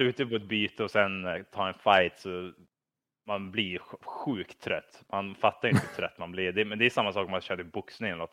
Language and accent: Swedish; Kramfors, Västernorrland County, Sweden; jag tror att vi växte upp i Kramfors